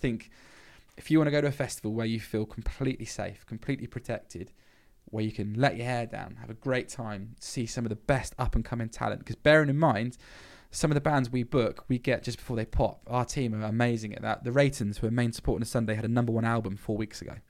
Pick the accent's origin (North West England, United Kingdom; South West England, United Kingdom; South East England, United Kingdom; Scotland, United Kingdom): South West England, United Kingdom; Blandford Forum; growing up in Blandford